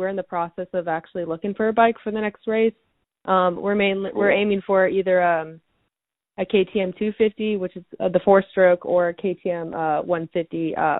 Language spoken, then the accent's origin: English; San Jose, California, United States; also born or lived in Sacramento, California; So I grew up in the Bay Area, California, so San Jose. I was originally born in Sacramento, but then we moved to San Jose when I was around 4